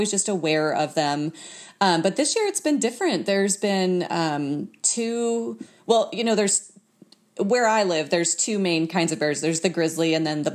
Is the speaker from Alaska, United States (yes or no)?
yes; Fairbanks, Alaska, United States; now in Anchorage, United States; I'm from Alaska, but I'm from Fairbanks, which is kind of in the middle of the state